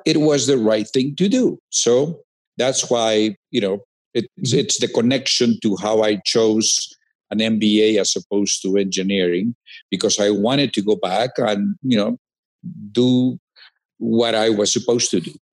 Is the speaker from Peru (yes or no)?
yes; Peru; moved away as an adult; I grew up, you know, it's a small town actually in the second city of Peru